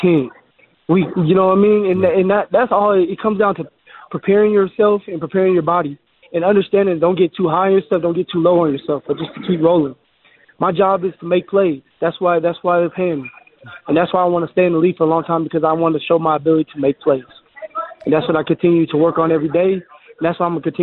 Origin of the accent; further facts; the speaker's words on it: Colorado, United States; here at my home state